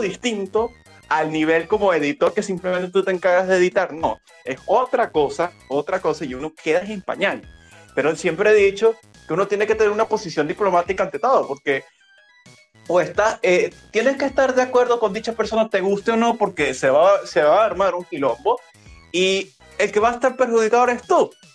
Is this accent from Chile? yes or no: no; Venezuela; al ser yo venezolano